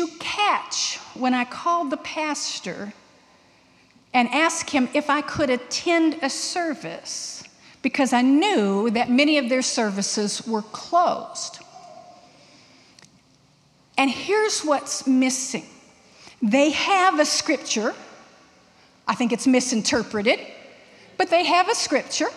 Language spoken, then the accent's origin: English; Texas, United States; I'm from Texas, and in elementary school in Texas, we are taught, part of the curriculum, how to identify good snakes from bad snakes